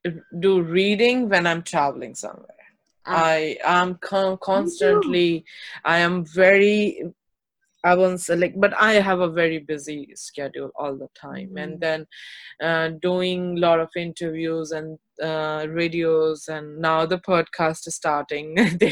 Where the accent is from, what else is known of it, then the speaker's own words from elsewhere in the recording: Delhi, India; also born or lived in Uttar Pradesh; but my born and brought up in Delhi and UP all together, so it's like a 50-50.